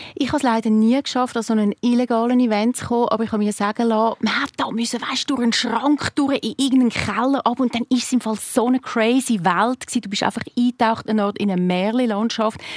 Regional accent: Zurich, Switzerland; als Zürcherin

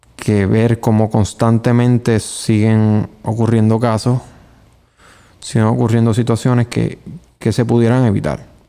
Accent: Puerto Rico; vivir aquí y llamarme puertorriqueño

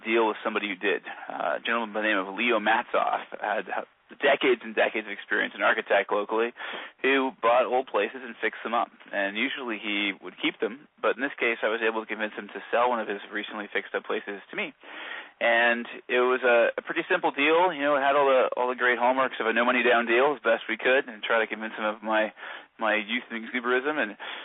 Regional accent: Kingston, Ontario, Canada; also born or lived in Toronto; I'm born and raised in Kingston.

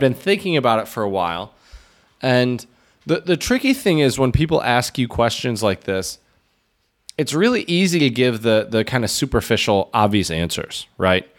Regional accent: United States; being an American coming from such a capitalist country

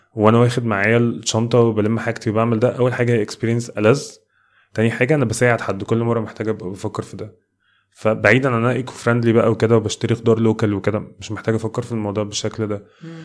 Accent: Egypt; كمصريين وكناس تانية في الميدل ايست

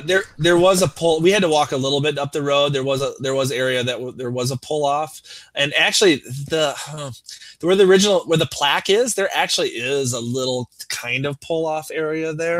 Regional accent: United States

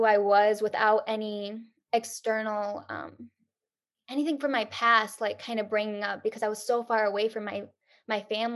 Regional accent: Michigan, United States; moved away as an adult; now in Detroit area, United States; we were going to move back to Michigan to be closer to our family, but not too close. Wasn't going to move back to my hometown

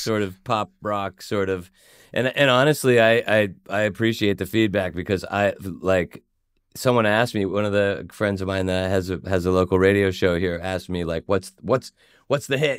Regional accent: Swarthmore, Pennsylvania, United States; I grew up in Swarthmore, Pennsylvania

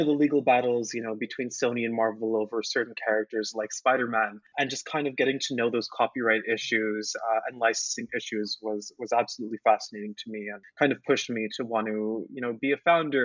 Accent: Montreal, Quebec, Canada; although I was from Montreal, my French wasn't incredible.

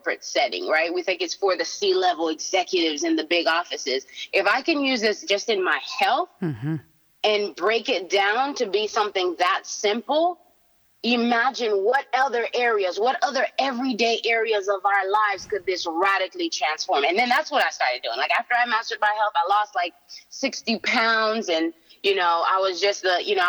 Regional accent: Haiti; moved away; I'm from Haiti

